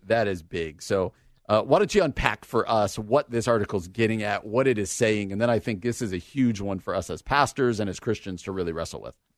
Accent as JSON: {"language": "English", "town": "Washington Township", "region": "New Jersey", "country": "United States", "tie": "born or raised there", "also_born_or_lived": "Illinois", "moved": "yes", "said": "I grew up in Washington Township."}